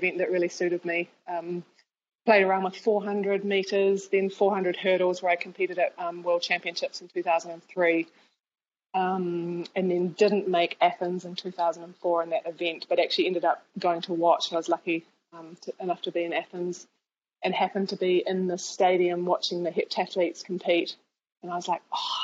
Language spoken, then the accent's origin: English; New Zealand; Growing up in New Zealand